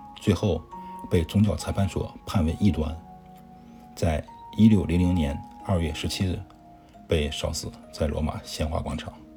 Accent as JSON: {"language": "Chinese", "country": "China", "said": "我们中国人"}